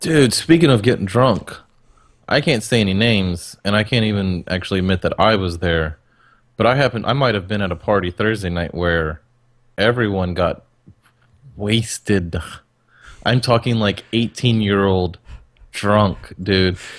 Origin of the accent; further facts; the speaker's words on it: Texas, United States; I'm a Texan